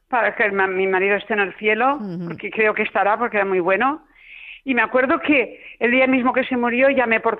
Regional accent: Castellón de la Plana, Valencian Community, Spain; soy de Castellón, de La Plana.

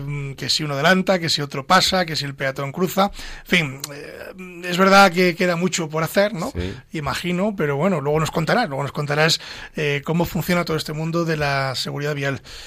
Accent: Pedro Bernardo, Castile and León, Spain; Pedro Bernardo, que es mi pueblo

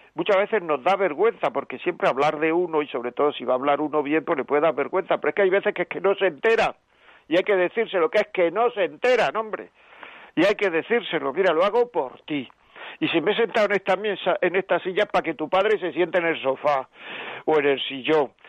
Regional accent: Granada, Andalusia, Spain; soy de Granada.

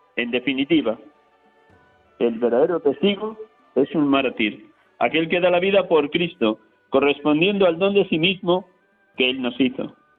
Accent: Castile, Spain; mi tierra de Castilla

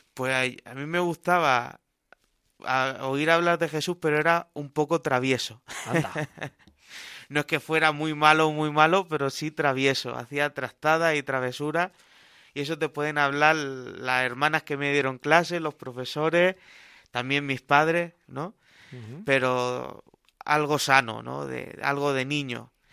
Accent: Cartagena, Region of Murcia, Spain; moved away as an adult; now in Albacete, Spain; Yo soy de Cartagena

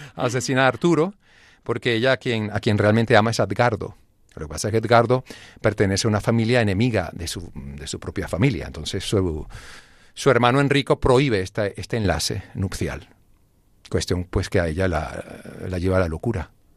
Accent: Venezuela; moved away; also born or lived in Grenoble, France; Sí, nací en Francia. Mi padre estaba haciendo un posgrado ahí en, Grenoble y ya luego pues nos fuimos a Venezuela

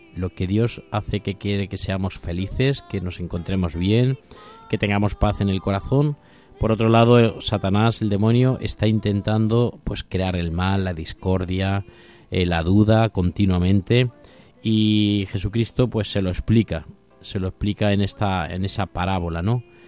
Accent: Toledo, Castilla-La Mancha, Spain; yo soy de Toledo

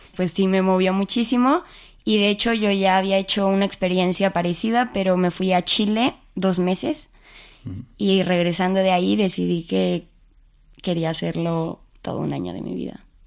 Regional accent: Mexico City, Mexico; moved away as an adult; now in Spain; Nací en la Ciudad de México y pues ahí he vivido toda mi vida.

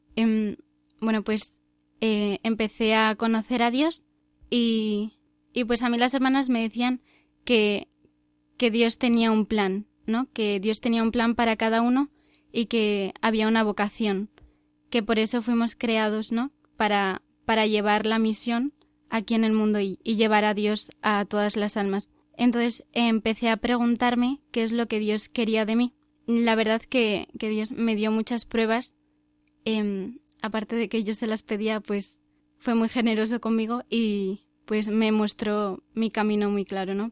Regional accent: Cantabria, Spain; soy de Cantabria

